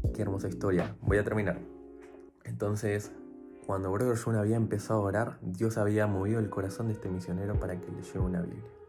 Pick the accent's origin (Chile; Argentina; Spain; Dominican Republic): Argentina; Buenos Aires; soy de Buenos Aires